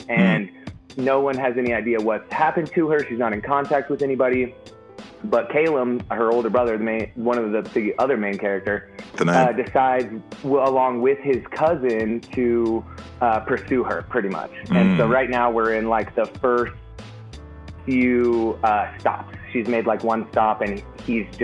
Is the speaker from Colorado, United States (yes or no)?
yes; Colorado, United States; born or raised there